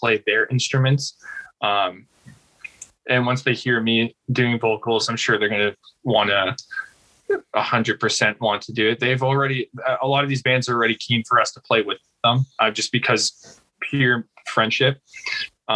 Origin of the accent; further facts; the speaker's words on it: Canada; I'm Canadian